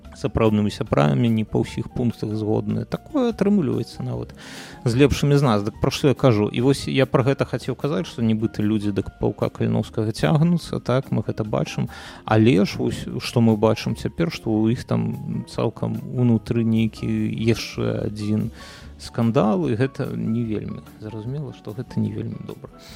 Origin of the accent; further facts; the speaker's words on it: Belarus; moved away; я як беларус які жыве за мяжой